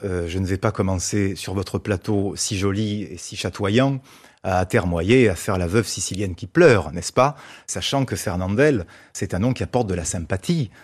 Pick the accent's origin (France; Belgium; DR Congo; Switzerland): France; Marseille, Provence-Alpes-Côte d'Azur; en tant que Marseillais